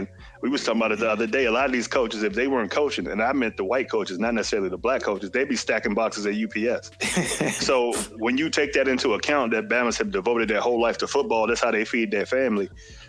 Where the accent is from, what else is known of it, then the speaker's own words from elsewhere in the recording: Brooklyn, New York, United States; You know I'm from Brooklyn. We got to protect the God. You know them New York Bamas stick together.